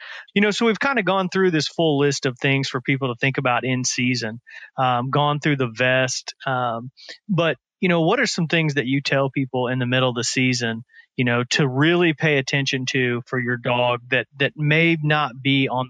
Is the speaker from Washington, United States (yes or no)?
no; Indiana, United States; Where I grew up in Indiana, the ice flows would start packing up on the Wabash River.